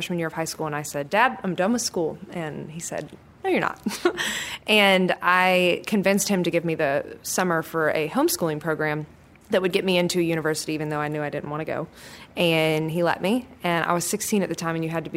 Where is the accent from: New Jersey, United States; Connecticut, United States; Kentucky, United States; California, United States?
Kentucky, United States; I grew up in Kentucky